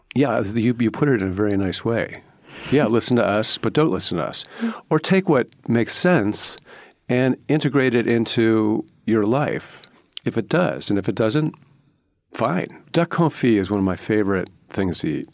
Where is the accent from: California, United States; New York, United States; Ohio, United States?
Ohio, United States; Cleveland; I grew up in Cleveland in the 1970s.